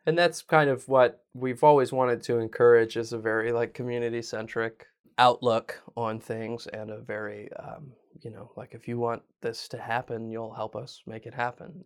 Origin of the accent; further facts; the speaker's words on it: Virginia, United States; I'm from Virginia